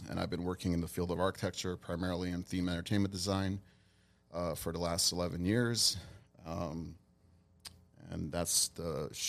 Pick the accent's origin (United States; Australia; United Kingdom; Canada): United States; Glendale, California; also born or lived in Hollywood; I was born and raised here in Glendale, actually born in Hollywood, California.